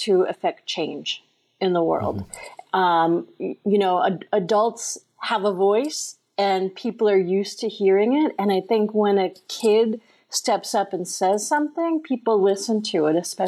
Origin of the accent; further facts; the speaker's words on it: Long Island, New York, United States; now in Maine, United States; I grew up in New York on Long Island